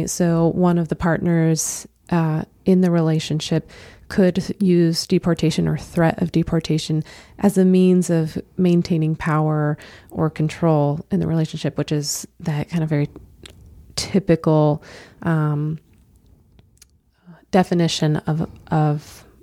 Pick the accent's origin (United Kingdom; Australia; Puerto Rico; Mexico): Mexico; English is a second language; I am Mexican. I am from Mexico. My values are strong. My traditions are strong.